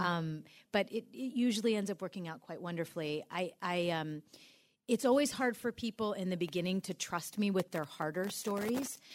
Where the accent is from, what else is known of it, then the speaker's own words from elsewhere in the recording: New York City, New York, United States; now in Iowa, United States; I come from New York City